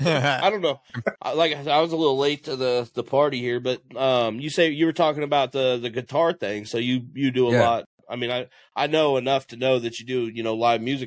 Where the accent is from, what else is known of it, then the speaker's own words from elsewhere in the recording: Midwest, United States; also born or lived in Kansas City, Missouri; We're from the Midwest and straight up like country sit towns